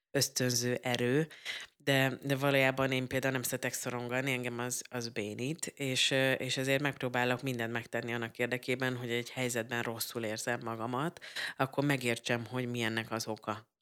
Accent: Budapest agglomeration, Central Hungary, Hungary; én ugye az agglomerációban nőttem fel, és akkor be kellett mennem egyedül Budapestre

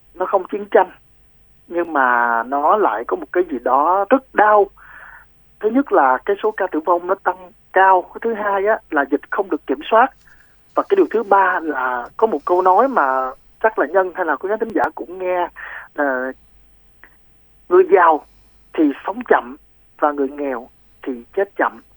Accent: Ho Chi Minh City, Vietnam; mình là người sài gòn

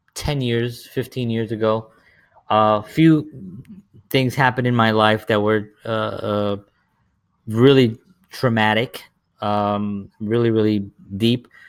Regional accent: New York City, New York, United States; I grew up in the South Bronx during the seventies and the eighties

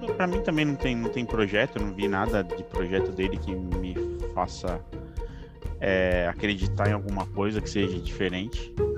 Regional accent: São Paulo, Brazil; paulista, atualmente morando no interior de São Paulo, mas prestes a voltar para capital

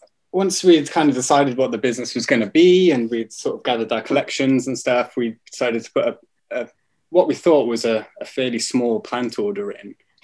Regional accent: Wales, United Kingdom; because I'm Welsh.

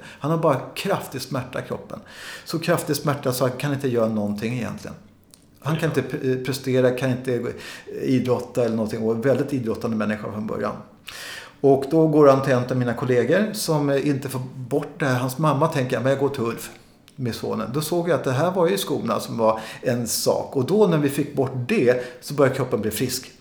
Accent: Sweden; jag som är svensk och vit människa

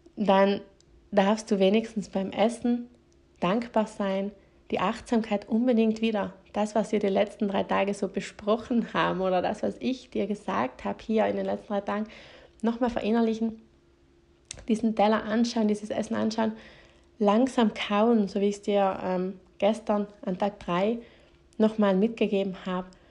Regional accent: South Tyrol, Trentino-Alto Adige, Italy; bei uns in Südtirol

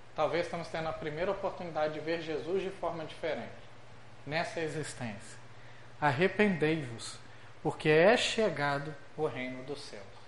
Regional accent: Minas Gerais, Brazil; nós que somos mineiros

